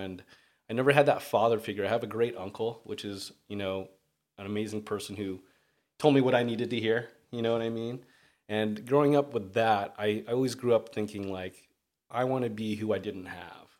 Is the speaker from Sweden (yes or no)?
no; Redondo Beach, California, United States; I'm from Redondo Beach. Um, I moved there maybe grade school, so I'd like to say that's my hometown